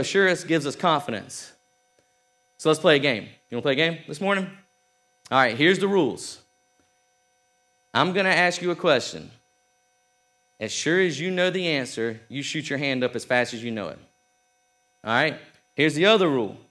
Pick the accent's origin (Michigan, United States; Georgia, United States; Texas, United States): Georgia, United States; South; I'm from South Georgia.